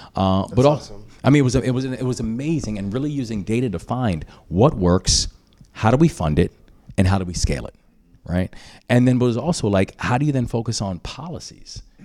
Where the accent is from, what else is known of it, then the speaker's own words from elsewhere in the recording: Maryland, United States; my home state